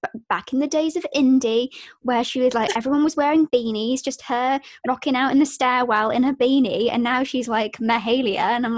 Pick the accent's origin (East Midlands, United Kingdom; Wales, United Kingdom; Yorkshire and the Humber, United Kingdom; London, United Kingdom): Wales, United Kingdom; also born or lived in Birmingham; I grew up in Wales and then I did 2 years of college.